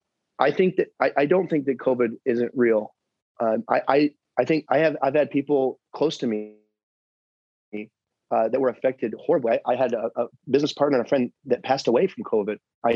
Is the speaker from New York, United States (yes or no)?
yes; New York, United States; now in Arizona, United States; I came from New York. Many people came from different parts of the country to be here.